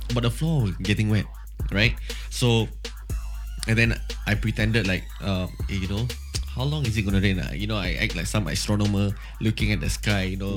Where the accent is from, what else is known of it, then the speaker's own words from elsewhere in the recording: Geylang, Singapore; I'm from Geylang. You know, we are from the same uh, division and, and stuff like that.